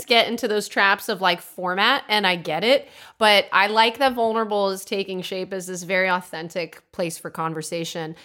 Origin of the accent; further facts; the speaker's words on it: Milford, Connecticut, United States; also born or lived in Orange County; now in Austin, United States; I'm from Milford